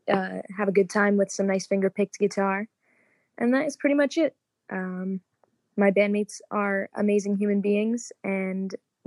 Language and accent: English; New Jersey, United States; I'm a musician from New Jersey.